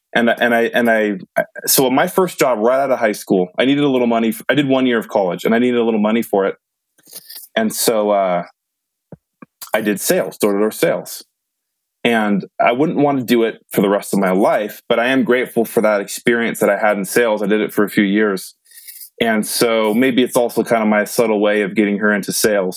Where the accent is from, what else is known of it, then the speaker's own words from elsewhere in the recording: Modesto, California, United States; moved away as an adult; now in Utah, United States; my hometown Modesto